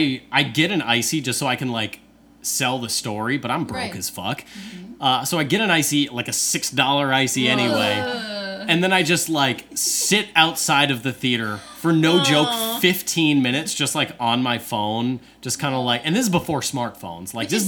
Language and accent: English; Alabama, United States; now in Wisconsin, United States; I am from Alabama.